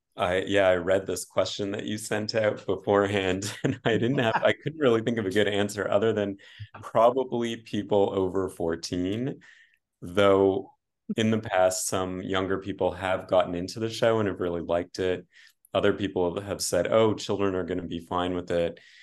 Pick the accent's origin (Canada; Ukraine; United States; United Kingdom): Canada; as a Canadian